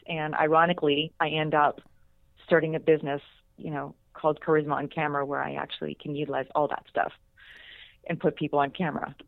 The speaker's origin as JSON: {"language": "English", "town": "Pittsburgh", "region": "Pennsylvania", "country": "United States", "tie": "born or raised there", "moved": "yes", "said": "I'm still just this little girl from outside of Pittsburgh, Pennsylvania"}